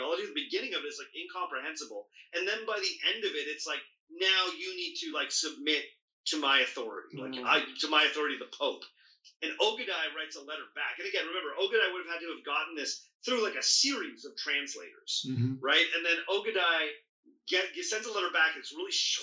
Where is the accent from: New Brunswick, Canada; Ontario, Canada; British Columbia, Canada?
Ontario, Canada; Ontario, where I'm from